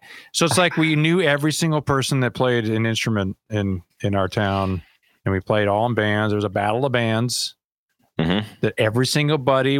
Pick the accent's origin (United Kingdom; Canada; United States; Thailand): Canada; growing up in Canada, it's like there's really only two things you do. It's cold all the time.